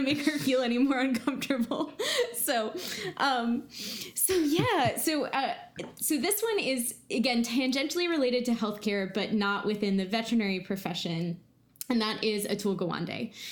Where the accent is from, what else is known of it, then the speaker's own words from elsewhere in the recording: Virginia, United States; I'm from Virginia